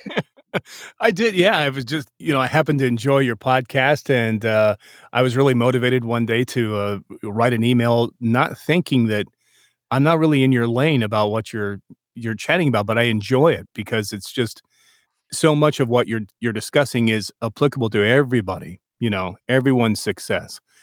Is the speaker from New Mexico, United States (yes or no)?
yes; New Mexico, United States; I was born in New Mexico